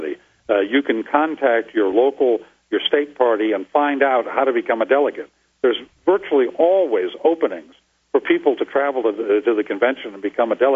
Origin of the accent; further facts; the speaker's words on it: New England, United States; now in Arizona, United States; I'm from New England. I remember the weather back there